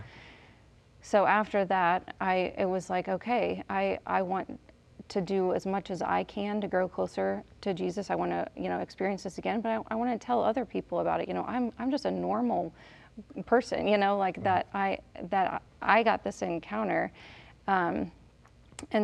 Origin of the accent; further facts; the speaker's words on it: Kansas City, United States; moved away as an adult; now in Pittsburg, Kansas, United States; I grew up in Kansas City